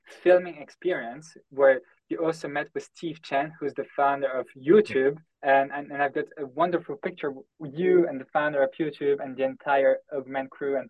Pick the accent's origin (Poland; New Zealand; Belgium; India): Belgium; Brussels, Brussels-Capital Region; also born or lived in United Kingdom; now in France; We grew up together in Belgium, in Brussels. We went to the same university in the UK.